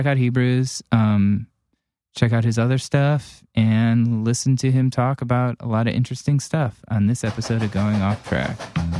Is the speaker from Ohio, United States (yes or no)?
yes; Cleveland, Ohio, United States